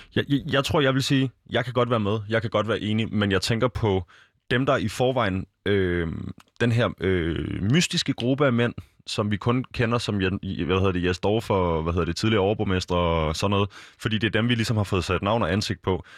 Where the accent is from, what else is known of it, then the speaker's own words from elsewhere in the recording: Copenhagen, Capital Region of Denmark, Denmark; rundt omkring i København, øh, s- området, hvor jeg kommer fra